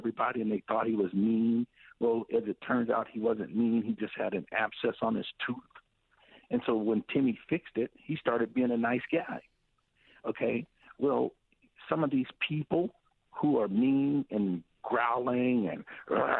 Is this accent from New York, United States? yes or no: no; Tri-Cities, Washington, United States; We grew up over in the Tri-Cities